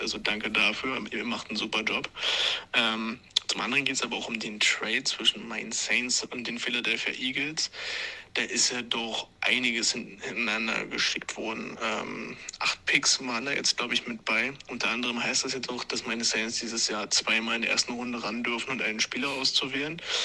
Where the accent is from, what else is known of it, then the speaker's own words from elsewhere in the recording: Regensburg, Bavaria, Germany; accent: Upper Palatinate dialect; unsere wunderschöne Oberpfalz und unseren wunderschönen Dialekt